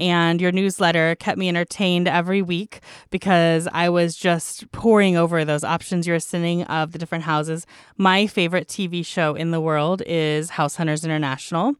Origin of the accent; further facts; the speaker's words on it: United States; as an American